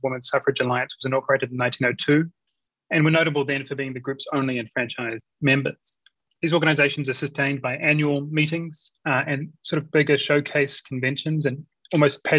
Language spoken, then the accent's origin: English; New Zealand; I grew up in New Zealand